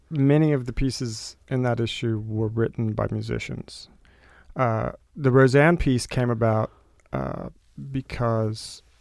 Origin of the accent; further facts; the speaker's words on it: the South, United States; I don't live in the South, although I'm from the South.